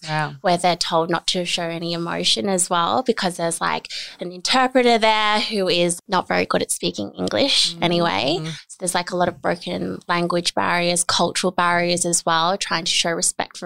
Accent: Australia; also born or lived in South Korea; I'm originally from South Korea. I'm actually adopted. So I came to Australia when I was 4.5 months old.

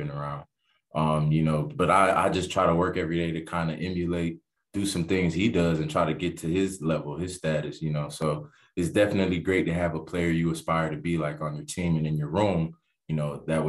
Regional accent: Miami, Florida, United States; I'm from Miami, Florida. You know, growing up in Miami, Florida, it's a football hotbed

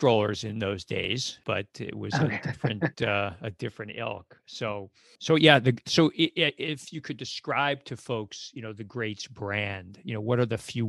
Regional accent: New York City, New York, United States; born or raised there

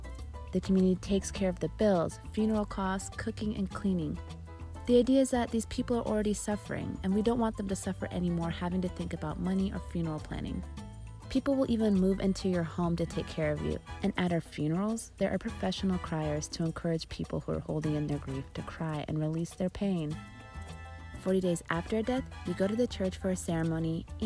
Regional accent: Arizona, United States; now in Los Angeles, United States; I live in LA and I was born in Arizona, but my family is from Eritrea

